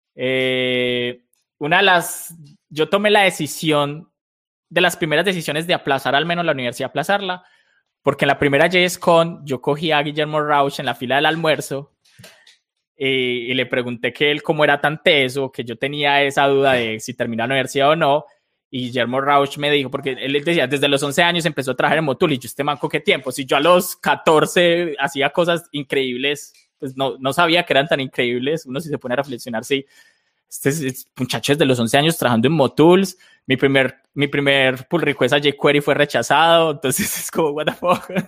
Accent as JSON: {"language": "Spanish", "country": "Colombia", "said": "soy, soy colombiano de toda la vida"}